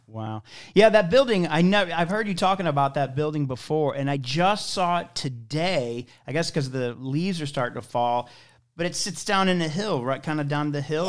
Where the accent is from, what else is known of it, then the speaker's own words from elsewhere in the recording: St. Louis, Missouri, United States; also born or lived in Wyoming; I'm from here. I'm from Saint Louis